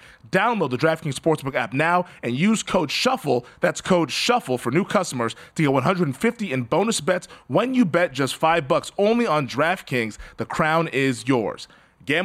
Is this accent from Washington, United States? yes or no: yes; Seattle, Washington, United States; I'm from Seattle. I watched the Seattle Supersonics